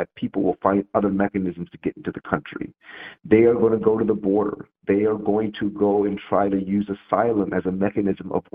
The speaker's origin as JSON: {"language": "English", "country": "United States", "said": "as an American"}